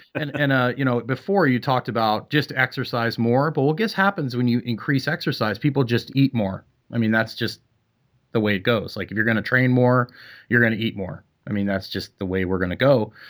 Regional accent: Canada; moved away; I'm from Canada

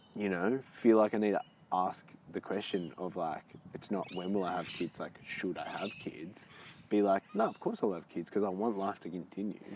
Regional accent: Australia

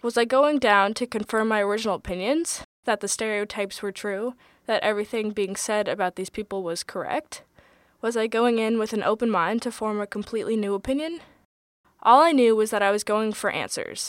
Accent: Westchester, New York, United States; I'm from Westchester, New York

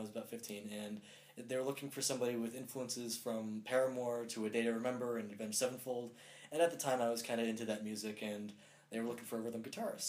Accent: Long Island, New York, United States; I'm from Long Island, New York

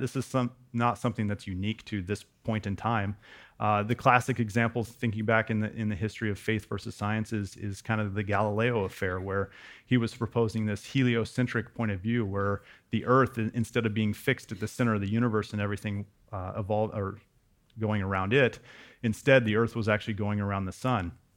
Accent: West Coast, United States; also born or lived in Wyoming; I grew up on the West Coast, but we spent a few years in Wyoming.

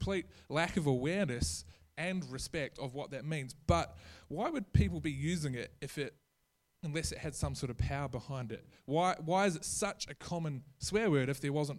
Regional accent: New Zealand; now in Australia; I'm a New Zealand citizen. I'm not Australian

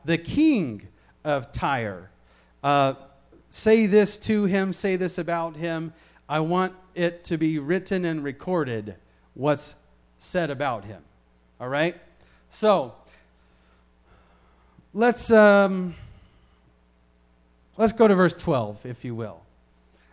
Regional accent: Memphis, Tennessee, United States; where I grew up in Memphis, we have a zoo

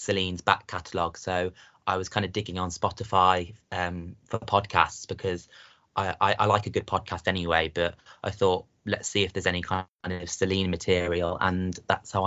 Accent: Coventry, West Midlands, United Kingdom; I'm from a place called Coventry in England

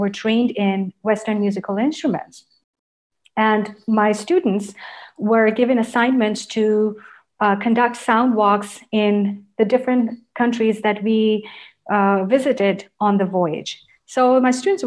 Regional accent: Karachi, Sindh, Pakistan; English is a second language; moved away; When I grew up in Karachi, we were living with our grandparents

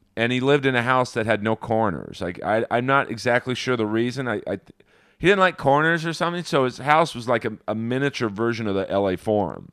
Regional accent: Los Angeles, California, United States; We grew up in Bel Air

